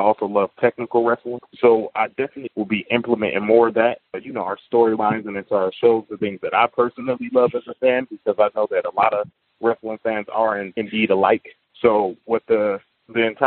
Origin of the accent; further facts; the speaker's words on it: Toledo, Ohio, United States; moved away as an adult; now in Arizona, United States; I'm from a small city in Ohio called Toledo, Ohio